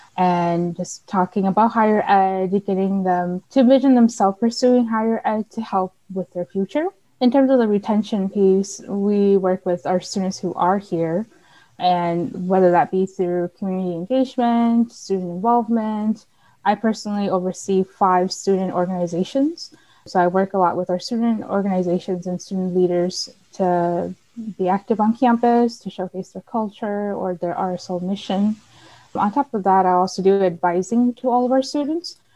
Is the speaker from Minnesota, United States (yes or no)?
yes; St. Paul, Minnesota, United States; moved away as an adult; now in Mankato, United States; I grew up in St. Paul.